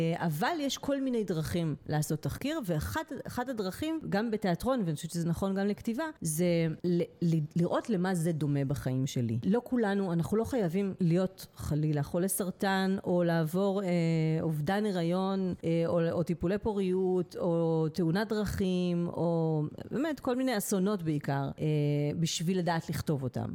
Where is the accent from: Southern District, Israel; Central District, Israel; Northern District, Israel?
Central District, Israel; Netanya; בתור ילדה שגדלה בנתניה